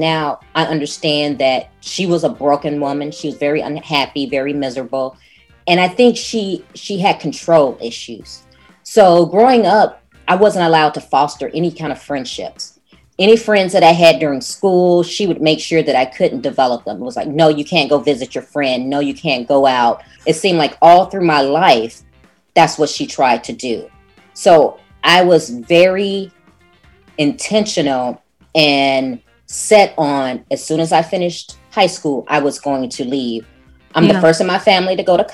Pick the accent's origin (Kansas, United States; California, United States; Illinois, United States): Illinois, United States; Chicago; moved away as an adult; now in Houston, United States; I'm originally from Chicago. Mm. I was born and raised there. I was there until I graduated from high school.